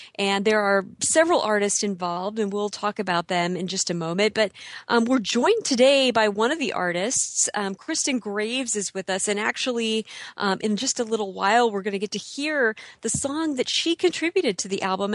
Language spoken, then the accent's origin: English; Illinois, United States; I grew up in the Midwest too